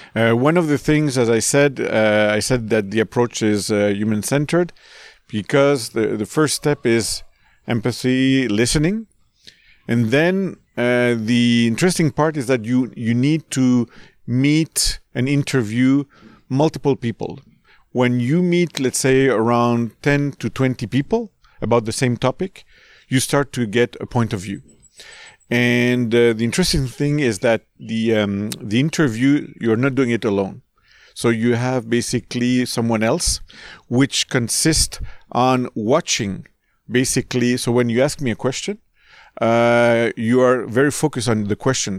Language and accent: English; Canada; also born or lived in California; we're Canadian.